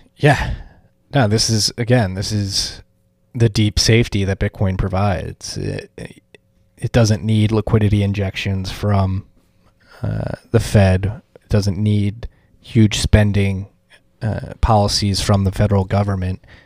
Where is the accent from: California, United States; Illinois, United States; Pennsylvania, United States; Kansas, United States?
Pennsylvania, United States; Philadelphia; moved away; Philadelphia, my hometown